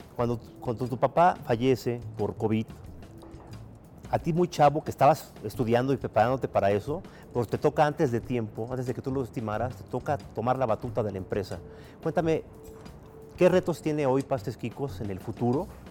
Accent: Mexico; los que somos mexicanos

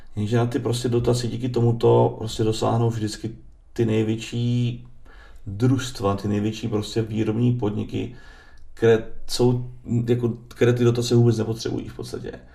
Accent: Moravia, Czechia; já jsem lihovarník z Moravy

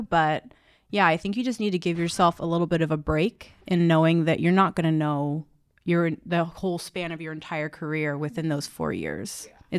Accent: Palmdale, California, United States; moved away as an adult; also born or lived in San Francisco; Palmdale, California.

